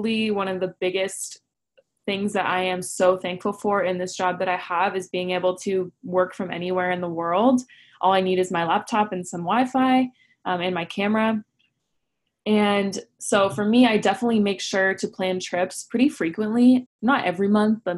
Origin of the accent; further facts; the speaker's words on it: Orange County, California, United States; the way I grew up in Orange County